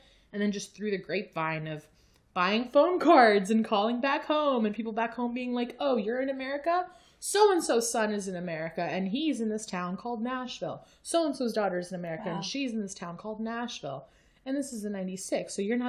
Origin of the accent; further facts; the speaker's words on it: Paveh, Kermanshah Province, Iran; born there; So I was born in Pawa, which is a region of Iranian-occupied Kurdistan. My family is originally Kurdish from Iraqi-occupied Kurdistan, but I wasn't born in the same area as my family because of war.